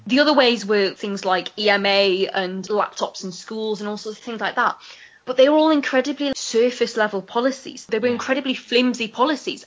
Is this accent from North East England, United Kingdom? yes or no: yes; Newcastle upon Tyne, North East England, United Kingdom; growing up in Newcastle